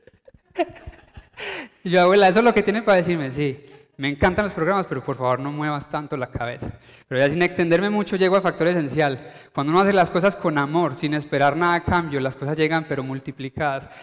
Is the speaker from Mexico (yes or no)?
no; Paisa, Antioquia, Colombia; uno como paisa, uno que dice, eh, colombiano